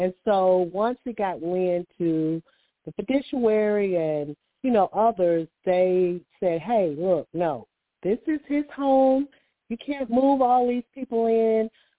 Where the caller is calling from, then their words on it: Alabama, United States; I'm calling from Alabama, so I kind of deal with sinuses.